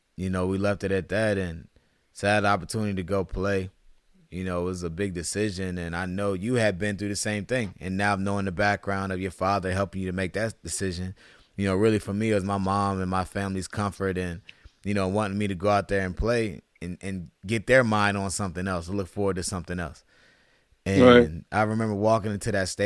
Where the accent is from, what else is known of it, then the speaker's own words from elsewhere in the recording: Virginia, United States; I'm from Virginia